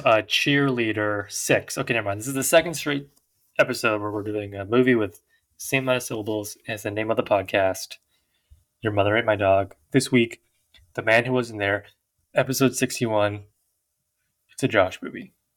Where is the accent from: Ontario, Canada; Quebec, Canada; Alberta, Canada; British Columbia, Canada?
British Columbia, Canada; Victoria; we're from Victoria.